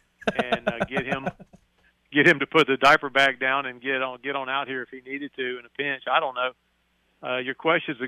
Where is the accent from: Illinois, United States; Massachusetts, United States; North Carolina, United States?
North Carolina, United States; Chapel Hill; I grew up in Chapel Hill. That's my hometown